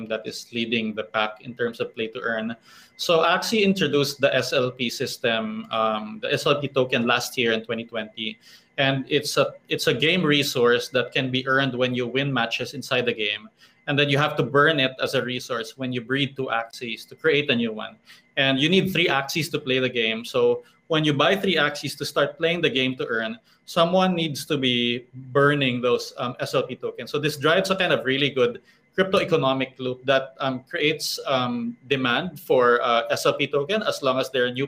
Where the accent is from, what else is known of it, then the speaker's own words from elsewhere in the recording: Philippines; here in my home country, in the Philippines